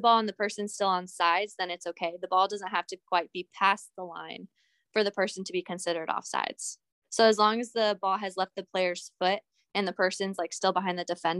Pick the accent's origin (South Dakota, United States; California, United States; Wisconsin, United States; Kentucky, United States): California, United States; Southern; moved away as an adult; also born or lived in Montana; I'm from Southern California